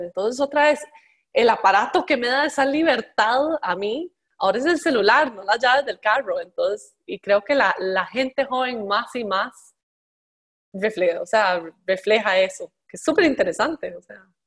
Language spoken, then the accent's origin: Spanish; Costa Rica; yo crecí en Costa Rica